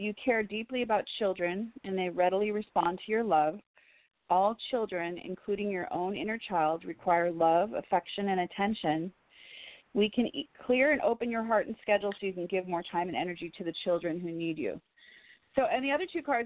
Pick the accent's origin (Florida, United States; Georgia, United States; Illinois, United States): Illinois, United States; Woodstock; now in Los Angeles, United States; I'm from Woodstock, Illinois, so 30 minutes from Lake Geneva, Wisconsin